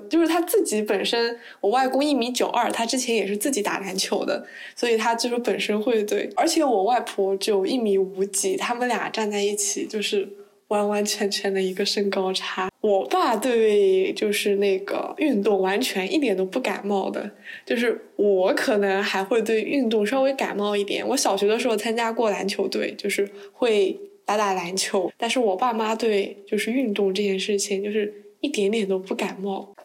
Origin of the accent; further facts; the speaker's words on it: southern China, China; moved away as an adult; 因为我是南方人